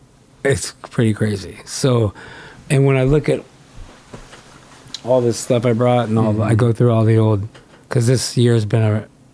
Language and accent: English; Southern California, United States; I'm from California. Yeah, yeah. I grew up at the beach.